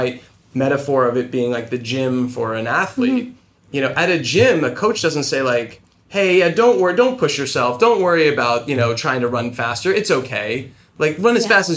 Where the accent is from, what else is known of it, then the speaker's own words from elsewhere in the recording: New Jersey, United States; I grew up in New Jersey in a small sort of town